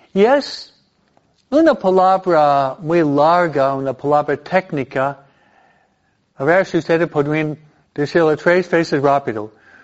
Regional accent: New York, United States; now in California, United States; el estado donde yo fui criado, en Nueva York

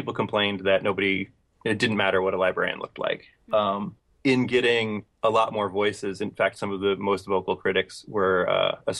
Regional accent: Philadelphia, Pennsylvania, United States; Philadelphia, which was my hometown

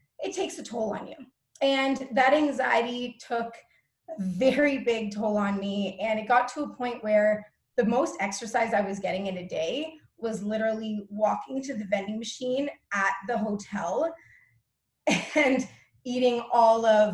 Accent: Toronto, Ontario, Canada; I'm from Toronto, Ontario, Canada, but I'm not really deeply rooted here because I'm a travel junkie

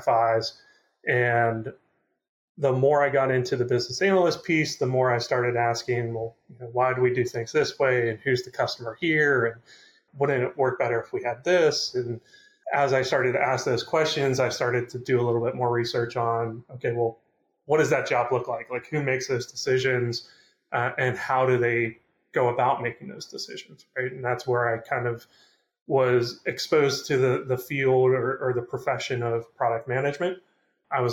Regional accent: Pittsburgh, Pennsylvania, United States; I'm from Pittsburgh and they gave me the opportunity to get back here and be closer to family

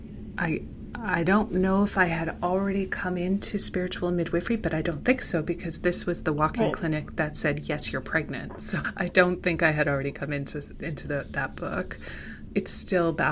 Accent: Manitoba, Canada; moved away as an adult; we relocated back to my hometown in Manitoba

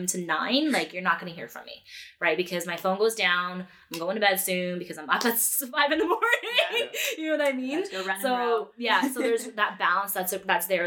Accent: Edmonton, Alberta, Canada; now in Peterborough; I was born and raised in Edmonton

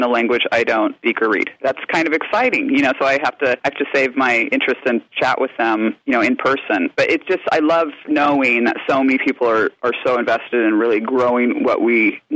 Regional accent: Anchorage, Alaska, United States; moved away; I grew up in Alaska at a time when there wasn't very much wine coming into the state

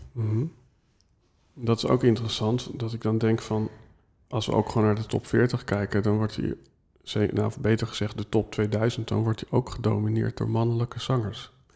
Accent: Netherlands; wij als Nederlanders

